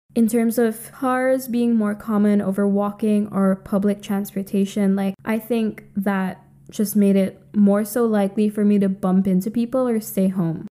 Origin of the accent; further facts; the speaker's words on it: Philippines; moved away as an adult; also born or lived in United Kingdom; I grew up in the Philippines, a U S colony